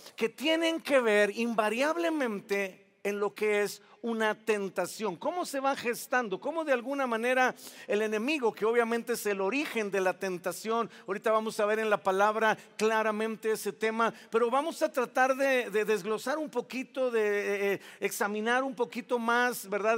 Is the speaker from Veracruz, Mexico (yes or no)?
yes; Veracruz, Mexico; Yo soy jarocho